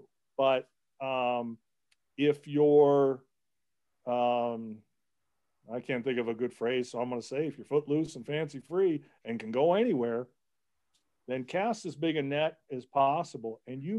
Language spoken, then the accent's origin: English; Cleveland, Ohio, United States; I'm from Cleveland. I'm a Buckeye.